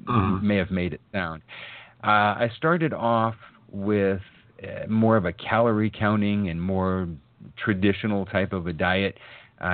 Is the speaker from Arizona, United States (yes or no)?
yes; Arizona, United States; also born or lived in Massachusetts; I was born in Massachusetts. We moved out to the desert in Arizona when I was about 2.5, 3 years old